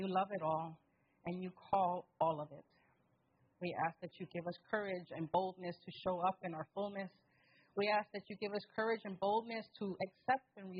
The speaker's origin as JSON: {"language": "English", "town": "New York City", "region": "New York", "country": "United States", "said": "I'm from the Bronx"}